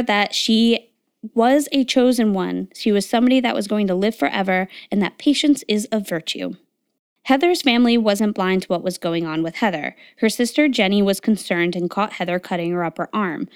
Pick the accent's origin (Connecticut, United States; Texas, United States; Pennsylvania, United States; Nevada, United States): Connecticut, United States; I grew up in Connecticut